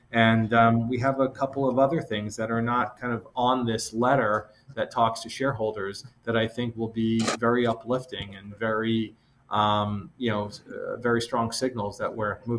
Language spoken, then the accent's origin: English; Massachusetts, United States; But I'll just say that I grew up in the Northeast, the small town outside of Boston.